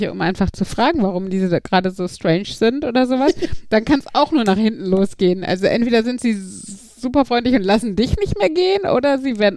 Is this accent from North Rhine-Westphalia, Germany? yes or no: yes; Iserlohn, North Rhine-Westphalia, Germany; Weil wenn ich jetzt nach Bayern fahre und ich sage, ich komme aus Iserlohn und mache die Gebärde für Iserlohn